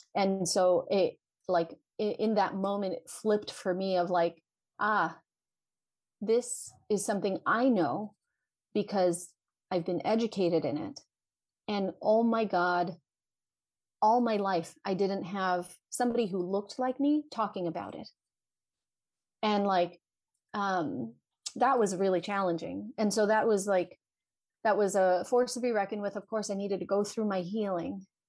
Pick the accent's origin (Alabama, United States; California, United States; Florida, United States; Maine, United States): California, United States; Vallejo; born and raised in Vallejo, California